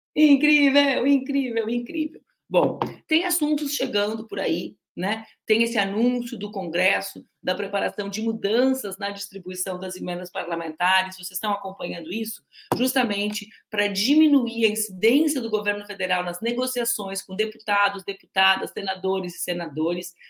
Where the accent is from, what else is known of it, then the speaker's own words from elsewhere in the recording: Porto Alegre, Rio Grande do Sul, Brazil; eu sou porto-alegrense